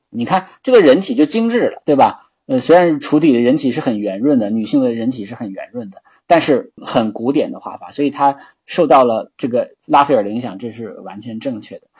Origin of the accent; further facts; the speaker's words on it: China; 我们中国人会，都会很喜欢啊